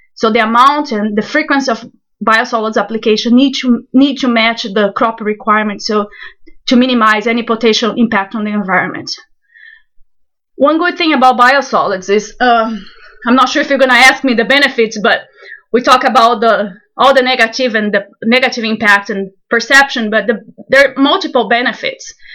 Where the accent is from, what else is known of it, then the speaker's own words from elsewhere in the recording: Brazil; moved away as an adult; also born or lived in Ona, Florida; now in Florida, United States; I'm originally from Brazil